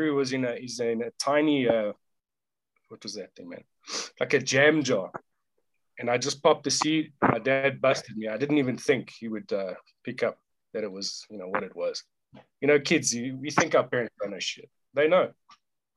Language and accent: English; Johannesburg, Gauteng, South Africa; in Johannesburg.